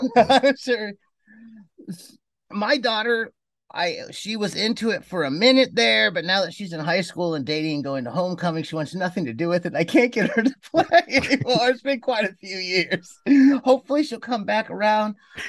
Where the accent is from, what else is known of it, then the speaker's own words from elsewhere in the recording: Cleveland, Ohio, United States; I grew up in Cleveland and I'd go around and we had little tiny lawns and get $3